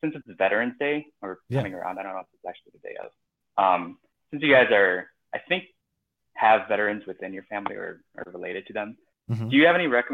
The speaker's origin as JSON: {"language": "English", "region": "Minnesota", "country": "United States", "said": "I'm from Minnesota"}